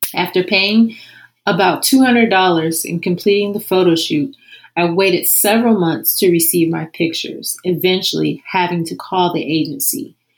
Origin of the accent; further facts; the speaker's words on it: Columbus, Ohio, United States; I was born and raised in Columbus, Ohio.